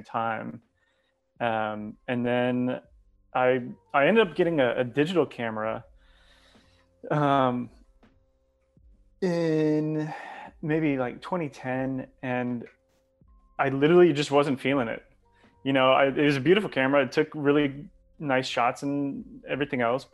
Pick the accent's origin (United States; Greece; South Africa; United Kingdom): United States; Texas; moved away as an adult; also born or lived in California / Canada; born and raised in Texas, but left for a number of years, moved out to California, moved up to Canada, and then somehow made it back to Austin